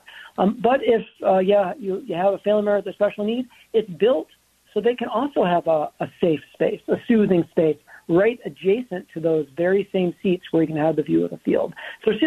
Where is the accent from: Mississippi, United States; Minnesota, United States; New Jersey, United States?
Minnesota, United States; being a Minnesotan